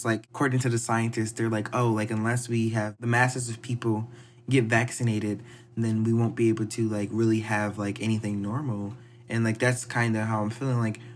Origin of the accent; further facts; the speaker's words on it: Philadelphia, Pennsylvania, United States; moved away; where I come from, everyone's from Philly.